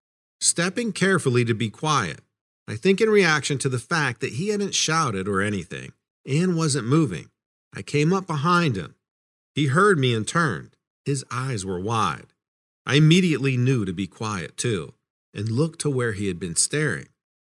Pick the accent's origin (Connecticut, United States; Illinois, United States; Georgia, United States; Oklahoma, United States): Georgia, United States; Atlanta; now in Maine, United States; I'm originally from Atlanta, Georgia, and grew up in more of a city setting, so rural Maine is a big change for me.